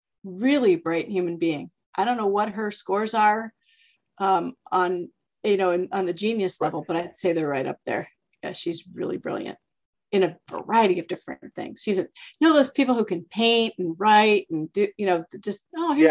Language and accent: English; Bettendorf, Iowa, United States; I'm from Bettendorf, Iowa